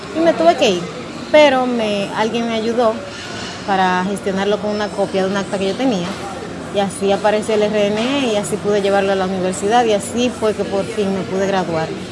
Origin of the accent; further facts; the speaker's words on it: Dominican Republic; yo tengo los genes de allá con el tigraje de aquí o hecha aquí con material de allá